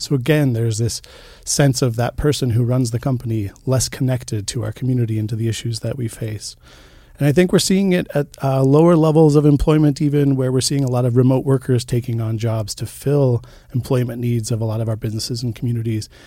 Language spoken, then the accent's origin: English; Boulder, Colorado, United States; now in Missoula, United States; I grew up, uh, in Boulder, Colorado, and for most of my younger years, I was raised by a single mom